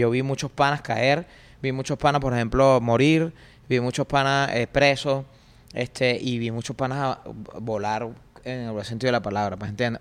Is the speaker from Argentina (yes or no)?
no; Caracas, Capital District, Venezuela; me crié en el Valle, pues, en el cementerio.